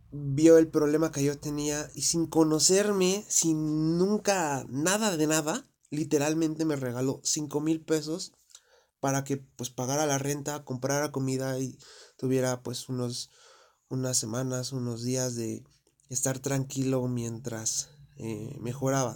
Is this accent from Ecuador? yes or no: no; Mexico; Yo soy de México